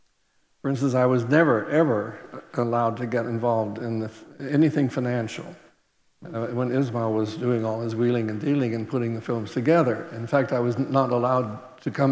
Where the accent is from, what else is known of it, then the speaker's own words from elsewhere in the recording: Oregon, United States; moved away; also born or lived in Venice / India / England; I'm from the West Coast, from the state of Oregon